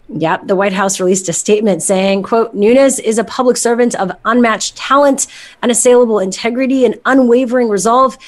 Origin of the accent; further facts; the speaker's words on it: Montreal, Quebec, Canada; moved away; My uh, friends back in Montreal, my hometown